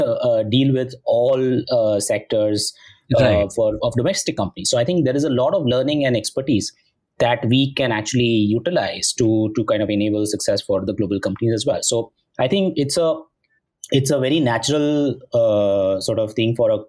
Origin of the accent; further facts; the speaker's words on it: India; we as Indians, Indian consumers